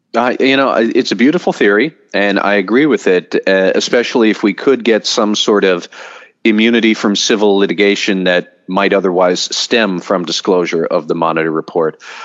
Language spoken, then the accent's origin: English; United States; as an American